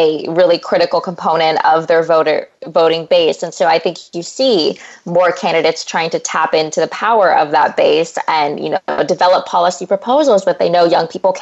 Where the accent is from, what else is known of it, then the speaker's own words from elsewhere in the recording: California, United States; moved away as an adult; also born or lived in Massachusetts; I'm from California, grew up in a farming family, and then I went away to Harvard for 4 years